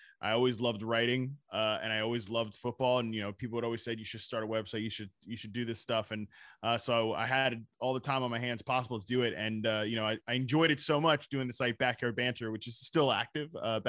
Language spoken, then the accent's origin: English; Virginia, United States; also born or lived in North Carolina; I'm from Virginia, North Carolina.